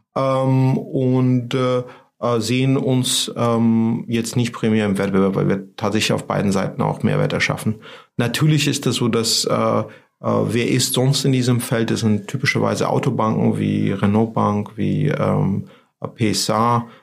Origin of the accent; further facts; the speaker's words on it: Georgia; German is a second language; moved away as an adult; now in Germany; ich komme aus Georgien